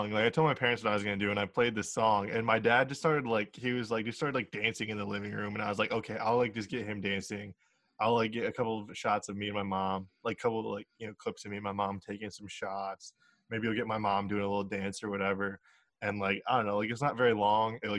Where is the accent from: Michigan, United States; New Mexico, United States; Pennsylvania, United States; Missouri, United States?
Michigan, United States; Jackson; i'm um, from jackson